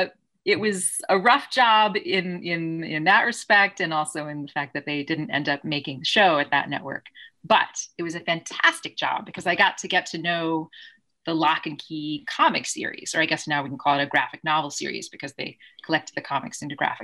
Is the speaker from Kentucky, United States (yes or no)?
yes; Kentucky, United States; I grew up in Kentucky.